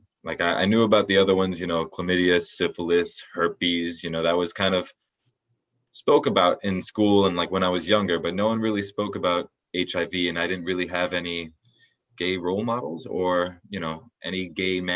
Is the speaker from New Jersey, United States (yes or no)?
no; New York, United States; now in Fort Lauderdale, United States; I grew up in New York and currently living in South Florida, Fort Lauderdale